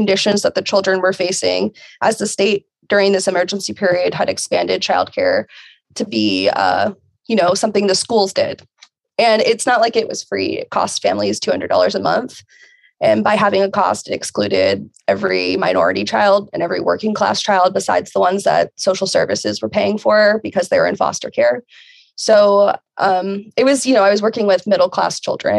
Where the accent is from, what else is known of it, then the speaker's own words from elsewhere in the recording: Virginia, United States; I am from Virginia, and I currently live in Southwest Virginia